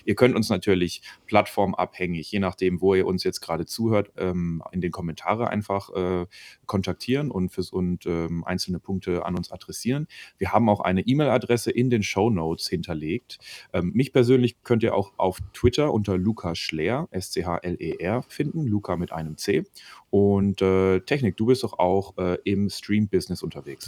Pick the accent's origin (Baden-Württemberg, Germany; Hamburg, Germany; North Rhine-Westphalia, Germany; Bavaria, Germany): Baden-Württemberg, Germany; Karlsruhe; moved away as an adult; now in Freiburg, Germany; ich bin Mitte 20 in Karlsruhe aufgewachsen und Jurastudent in Freiburg.